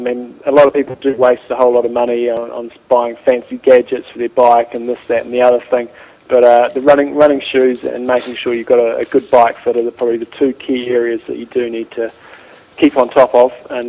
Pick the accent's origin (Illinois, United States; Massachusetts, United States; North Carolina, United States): North Carolina, United States; I'm from North Carolina in the United States.